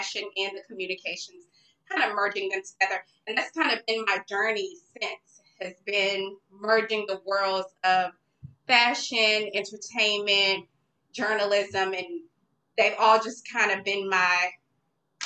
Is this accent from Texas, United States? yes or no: yes; Dallas, Texas, United States; I got an internship at Dallas Weekly. I'm from Dallas